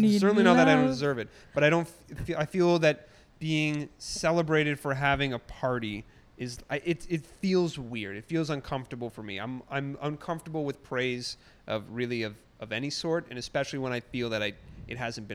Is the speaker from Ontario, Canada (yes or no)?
yes; Toronto, Ontario, Canada; I grew up on the Toronto Islands.